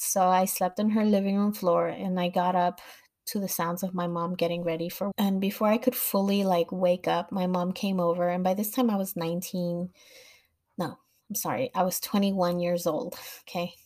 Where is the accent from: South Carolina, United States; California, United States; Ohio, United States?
California, United States; Los Angeles; I grew up in Los Angeles